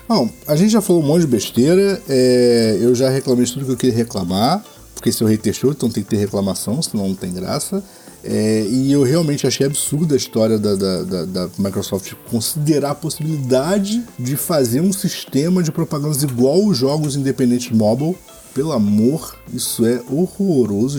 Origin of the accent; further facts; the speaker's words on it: Rio de Janeiro, Brazil; eu sou carioca